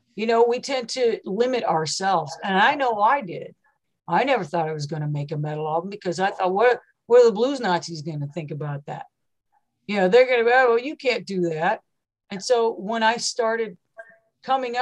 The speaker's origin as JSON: {"language": "English", "region": "West Virginia", "country": "United States", "also_born_or_lived": "Seattle", "moved": "yes", "lives_now": "Portland, United States", "said": "I'm from West Virginia."}